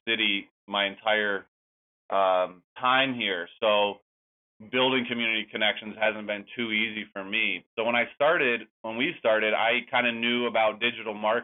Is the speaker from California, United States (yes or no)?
yes; Bolinas, California, United States; moved away as an adult; now in Chicago, United States; being home in Bolinas, my hometown near San Francisco